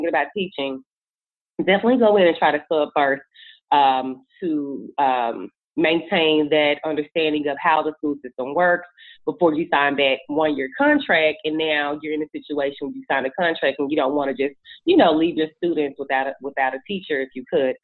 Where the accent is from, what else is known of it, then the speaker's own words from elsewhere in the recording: Memphis, Tennessee, United States; moved away as an adult; now in Atlanta, United States; I am from Memphis, Tennessee, originally. I have lived in ATL long enough to be an AT alien at this point.